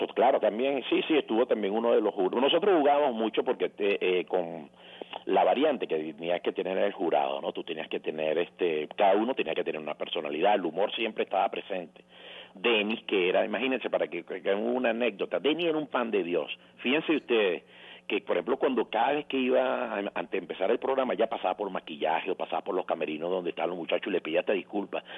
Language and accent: Spanish; Venezuela; nosotros como cultura, no, como venezolanos, somos de hábito de televisión